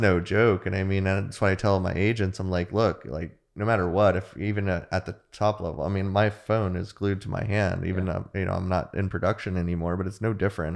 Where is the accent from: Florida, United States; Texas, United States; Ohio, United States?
Florida, United States; Jupiter; also born or lived in St. Augustine, Florida; I grew up in Jupiter, so that was why we opened up the South Florida office.